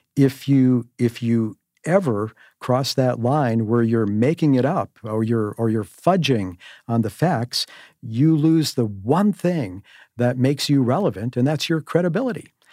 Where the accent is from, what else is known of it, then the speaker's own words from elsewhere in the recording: Cudahy, Wisconsin, United States; as a kid growing up in Cudahy on the south side, a great, great place to, to, to come from, a blue-collar kid